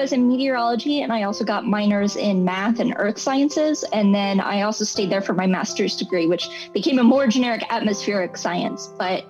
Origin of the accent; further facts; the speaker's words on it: Fairfax, Virginia, United States; born there; also born or lived in San Antonio / Charleston; So I was born in Fairfax, Virginia, close to Washington, D.C., then moved to the San Antonio area, then moved to the Charleston, South Carolina area, then back to the Fairfax, Virginia area, and then back to the San Antonio area